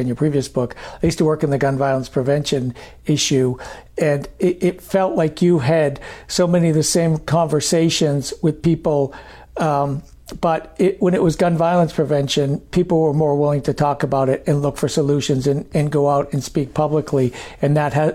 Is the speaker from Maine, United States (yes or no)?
yes; Maine, United States; moved away; I grew up in Maine